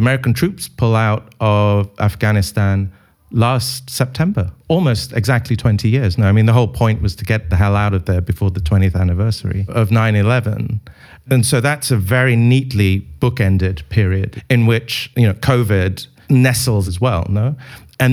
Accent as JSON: {"language": "English", "country": "United Kingdom", "said": "being British"}